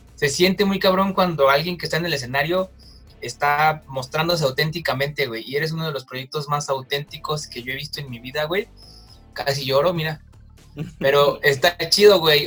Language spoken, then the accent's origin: Spanish; Mexico City, Mexico; yo soy de la Ciudad de México